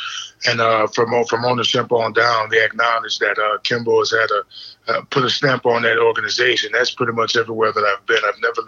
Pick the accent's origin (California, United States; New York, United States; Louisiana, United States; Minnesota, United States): Louisiana, United States; New Orleans; now in Memphis, United States; I'm from New Orleans